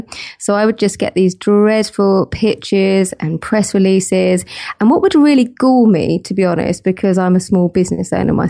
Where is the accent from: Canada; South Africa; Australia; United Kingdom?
United Kingdom; South East England; I grew up in Kent near London, and I didn't mind it too much.